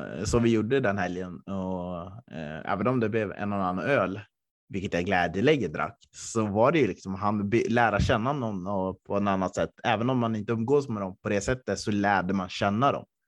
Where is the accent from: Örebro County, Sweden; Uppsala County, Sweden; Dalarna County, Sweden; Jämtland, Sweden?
Jämtland, Sweden; Östersund; moved away; när jag bodde hemma i Östersund